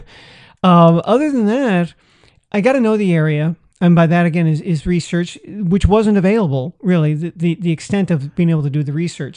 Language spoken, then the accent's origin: English; San Francisco, California, United States; I grew up in a big city. I grew up in San Francisco